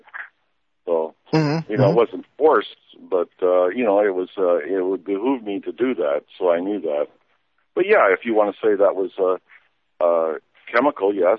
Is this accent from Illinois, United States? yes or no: yes; Illinois, United States; we're both from Illinois. We got the same accent